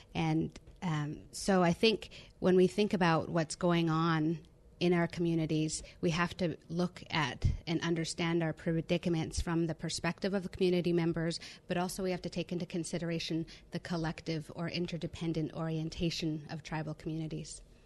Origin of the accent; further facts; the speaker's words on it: Cowichan Tribes, Vancouver Island, British Columbia, Canada; I'm from the Cowichan tribes on Vancouver Island, British Columbia